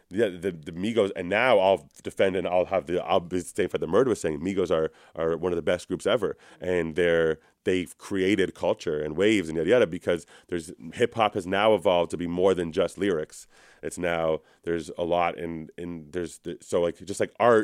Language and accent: English; Toronto, Ontario, Canada; I'm from Toronto.